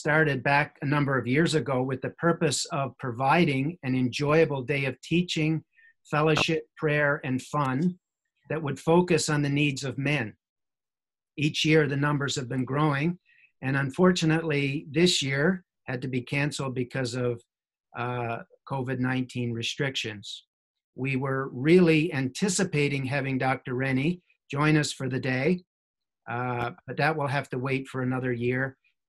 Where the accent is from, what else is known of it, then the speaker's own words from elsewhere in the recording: Newfoundland and Labrador, Canada; moved away as an adult; now in Greater Toronto Area, Canada; I was born and raised in Newfoundland and Labrador